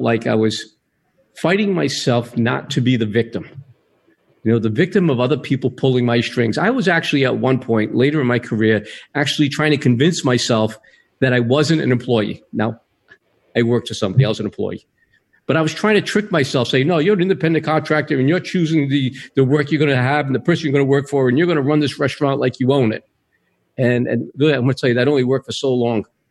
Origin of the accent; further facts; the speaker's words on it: Rhode Island, United States; now in California, United States; originally I'm from Rhode Island